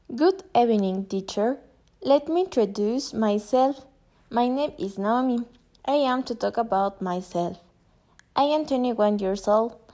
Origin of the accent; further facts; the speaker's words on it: Mexico City, Mexico; English is a second language; I was born in Mexico City.